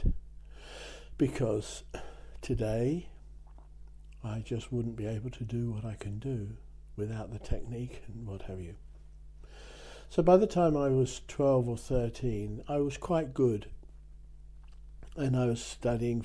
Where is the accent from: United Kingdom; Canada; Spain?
United Kingdom; near Dover, South East England; now in France; I'm English. I was born near Dover into a family.